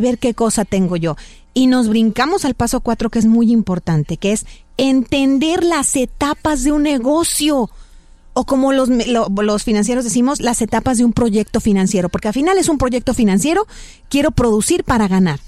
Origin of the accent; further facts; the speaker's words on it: Mexico; muchos de nosotros como mexicanos pensamos